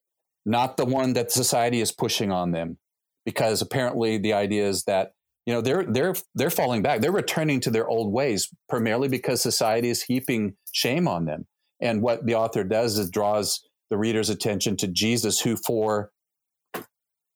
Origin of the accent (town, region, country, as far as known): United States; also born or lived in Thailand